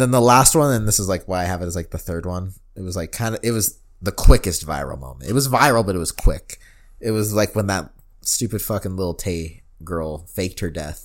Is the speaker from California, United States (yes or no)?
no; Denver, Colorado, United States